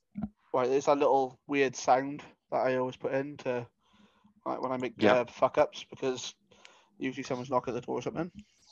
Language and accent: English; United Kingdom; we're British.